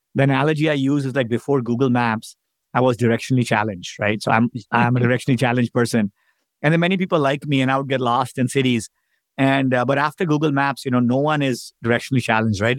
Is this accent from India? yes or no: yes; India; moved away as an adult; now in United States; I grew up in India as an immigrant.